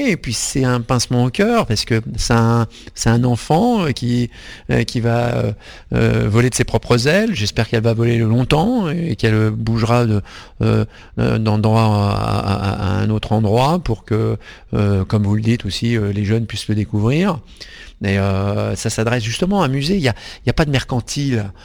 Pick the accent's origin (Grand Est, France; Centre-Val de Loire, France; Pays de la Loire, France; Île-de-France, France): Centre-Val de Loire, France; also born or lived in Hauts-de-France; Alors j'ai grandi un pied dans le Berry et un pied dans le nord de la France.